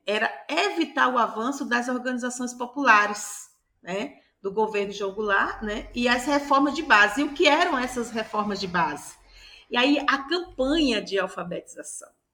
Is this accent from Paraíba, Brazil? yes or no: yes; Paraíba, Brazil; eu nasci na Paraíba